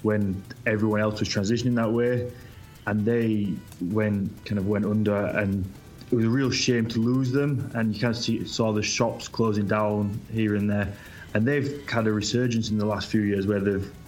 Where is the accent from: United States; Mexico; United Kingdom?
United Kingdom; I'm a Brit. I'm across the water from you